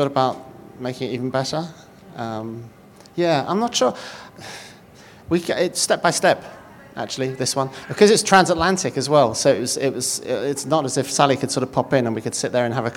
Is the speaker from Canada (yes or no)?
no; United Kingdom; I'm British